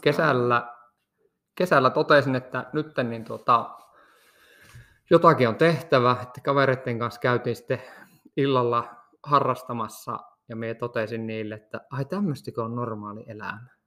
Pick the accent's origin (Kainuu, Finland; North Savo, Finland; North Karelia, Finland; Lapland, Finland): Lapland, Finland; Kittilä; also born or lived in Rovaniemi; mehän olen lähtöisin ihan tästä Kittilän kylältä, että nyt nauhoitellaan tätä jaksoa tästä ihan minun kotitalon vierestä